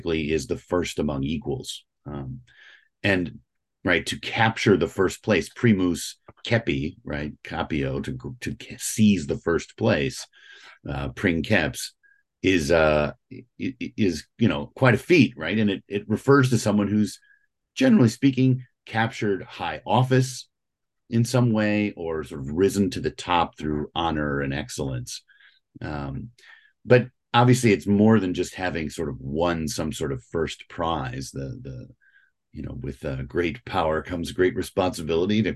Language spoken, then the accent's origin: English; St. Louis, Missouri, United States; now in Northern Virginia, United States; I'm originally from St. Louis, Missouri.